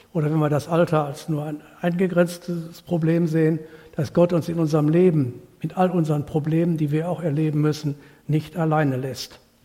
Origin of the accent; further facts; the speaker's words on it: North Rhine-Westphalia, Germany; bei uns in Nordrhein-Westfalen